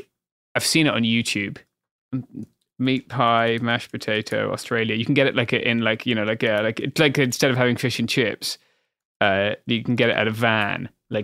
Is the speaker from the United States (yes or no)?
no; United Kingdom; That's what I would expect as a British person.